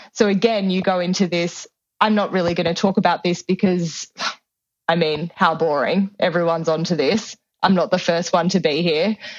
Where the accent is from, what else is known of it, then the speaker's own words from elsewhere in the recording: Sydney, New South Wales, Australia; moved away; I grew up in Sydney, Australia. I grew up in the inner west.